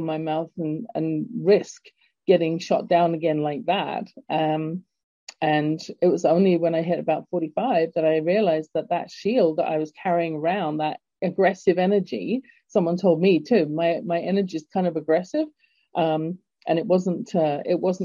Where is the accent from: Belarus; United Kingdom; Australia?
United Kingdom; England; moved away; growing up in England